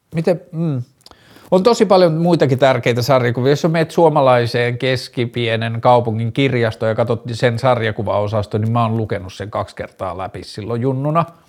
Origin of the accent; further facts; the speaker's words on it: Tornio, Lapland, Finland; mä oon lapsena, kun mä oon kasvanut Torniossa